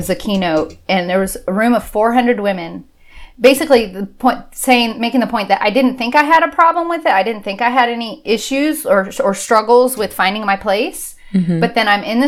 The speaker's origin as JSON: {"language": "English", "region": "Southern California", "country": "United States", "tie": "born or raised there", "also_born_or_lived": "Auburn, Alabama", "moved": "as an adult", "said": "I grew up in Southern California"}